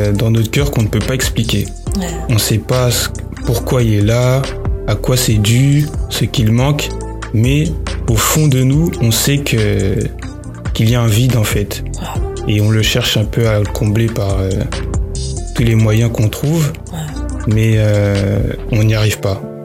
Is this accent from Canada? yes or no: no; Paris, Île-de-France, France; je suis né à Paris, donc euh, en France